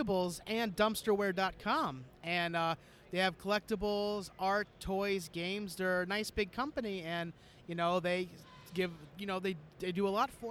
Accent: Canada; I'm Canadian.

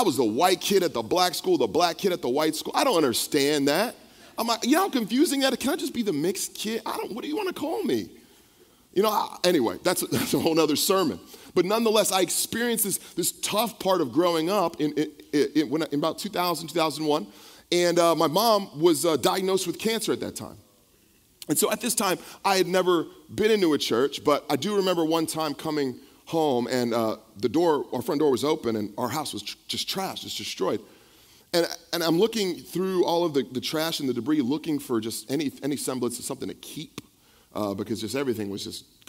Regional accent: the Bay Area, California, United States; also born or lived in San Mateo / Vallejo / Pittsburg / Bayview; I grew up here in the Bay Area

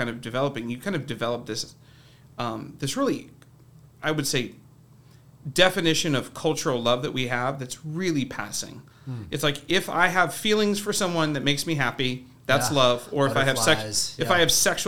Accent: Cincinnati, Ohio, United States; I grew up in Ohio. Cincinnati

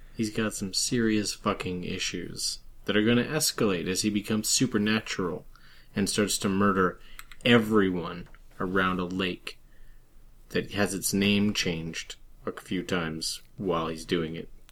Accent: Canada; being Canadian

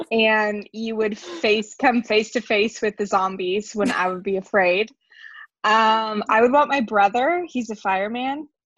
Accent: Susanville, California, United States; I'm from Susanville.

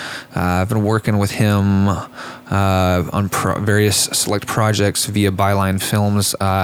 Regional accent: Dallas, Texas, United States; I'm from Dallas.

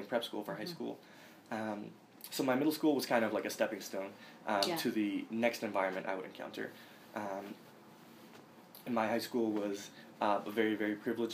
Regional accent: Lynn, Massachusetts, United States; also born or lived in Boston; I've lived in Lynn, Massachusetts for nearly all of my life. I was born in Boston, but soon thereafter moved to Lynn

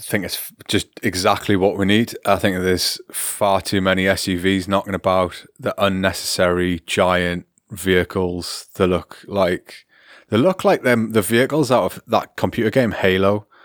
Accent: United Kingdom; now in Germany

